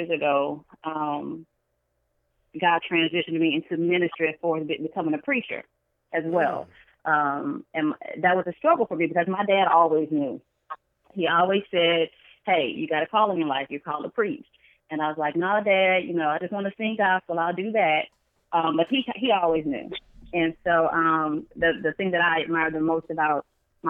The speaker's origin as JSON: {"language": "English", "town": "Baton Rouge", "region": "Louisiana", "country": "United States", "tie": "born or raised there", "also_born_or_lived": "Greensboro, Louisiana", "said": "my family's originally from Greensboro, Louisiana, but I grew up in Baton Rouge"}